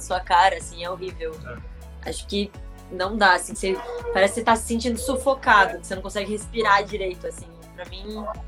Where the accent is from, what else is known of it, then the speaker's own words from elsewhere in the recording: Brazil; como brasileiras